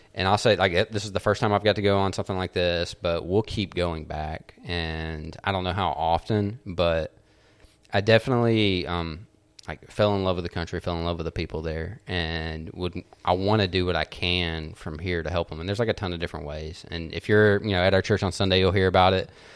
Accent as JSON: {"language": "English", "country": "United States", "said": "I'm American"}